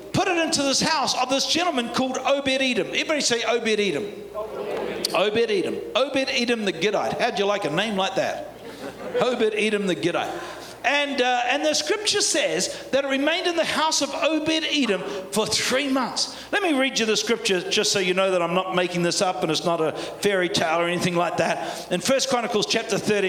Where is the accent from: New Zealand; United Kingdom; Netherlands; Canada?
New Zealand; accent: Kiwi; my Kiwi accent